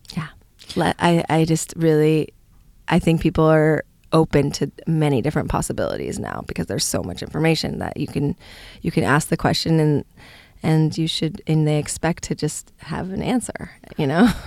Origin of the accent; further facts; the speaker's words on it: Palo Alto, California, United States; I come from San Francisco or the Bay Area, Palo Alto, actually.